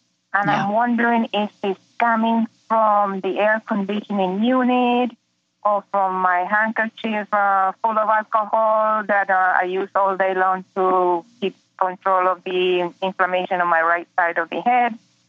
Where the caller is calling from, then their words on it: Ocala, Florida, United States; I'm from Ocala, Florida.